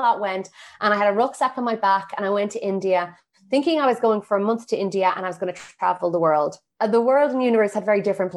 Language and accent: English; Ireland; I got back to Ireland and I was back in my hometown